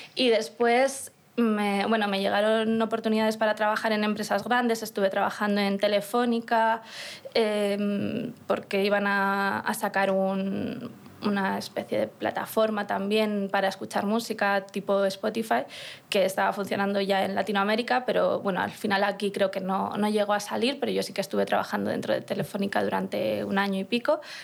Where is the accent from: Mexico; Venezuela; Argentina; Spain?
Spain; Burgos, Castile and León; yo soy de Burgos, de una ciudad pequeña en la que no había muchos conciertos